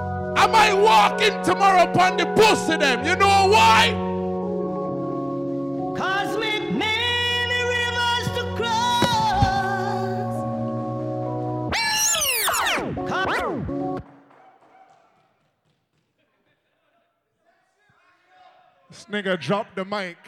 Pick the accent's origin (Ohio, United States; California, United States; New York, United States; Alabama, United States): New York, United States; New York City; I come all the way from Brooklyn, New York.